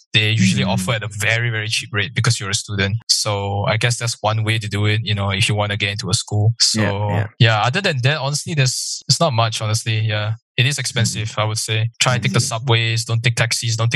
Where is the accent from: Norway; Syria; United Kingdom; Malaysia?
Malaysia; I'm from Malaysia